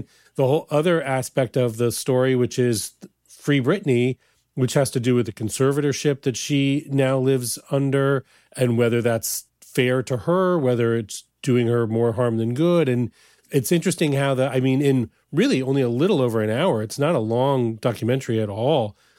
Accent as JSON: {"language": "English", "region": "Midwest", "country": "United States", "said": "And it's funny, you know, I'm also from the Midwest."}